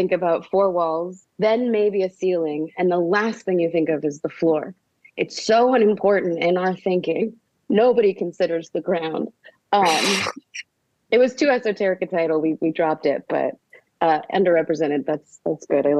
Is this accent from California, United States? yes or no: yes; Santa Barbara, California, United States; There's a theater in my hometown called the Arlington that has incredible acoustics